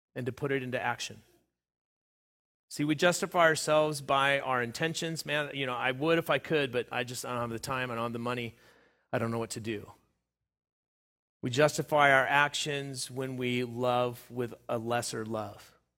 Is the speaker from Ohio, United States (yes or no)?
no; Southern California, United States; where I was growing up in Southern California